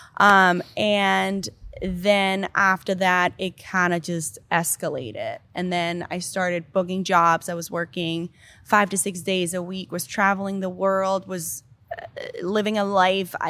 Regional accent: Denmark; born or raised there; English is a second language; moved away as an adult; also born or lived in Miami, United States; now in United States

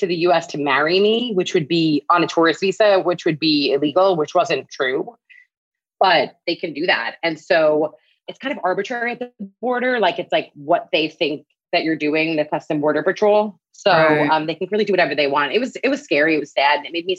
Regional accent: Long Island, New York, United States; moved away as an adult; now in Lima, Peru; Okay, so I am 36 and I'm originally from New York, from Long Island, actually. Mm-hmm. But I spent the past 13 years living in the city, New York City. And right now I currently live in Lima, Peru.

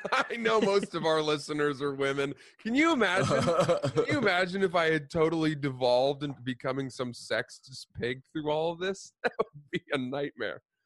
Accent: Cumberland, Maine, United States; also born or lived in New Jersey; we moved from New Jersey, which is where I was born. We moved up to Maine when I was like four years old, and we rented a house in Cumberland

